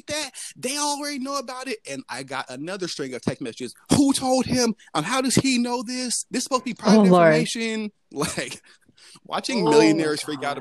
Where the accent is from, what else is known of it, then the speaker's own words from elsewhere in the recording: Atlanta, Georgia, United States; I grew up in Atlanta